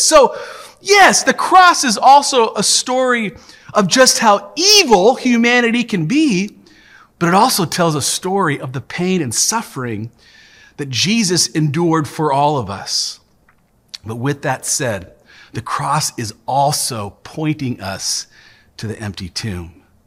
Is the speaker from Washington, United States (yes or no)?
yes; Tacoma, Washington, United States; the church that I grew up in here in Tacoma